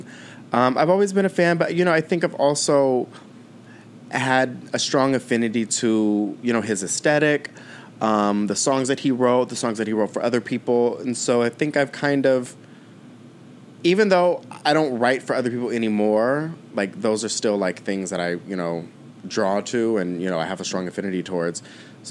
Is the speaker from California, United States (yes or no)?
yes; San Diego, California, United States; also born or lived in New York; I grew up in San Diego, California